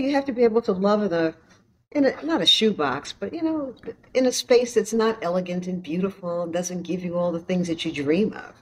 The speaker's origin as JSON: {"language": "English", "town": "New York City", "region": "New York", "country": "United States", "tie": "born or raised there", "said": "growing up in Harlem on 116th Street"}